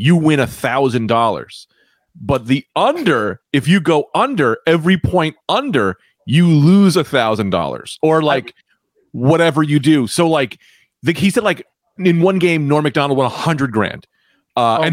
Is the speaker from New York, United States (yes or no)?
no; New Jersey, United States; we're from Jersey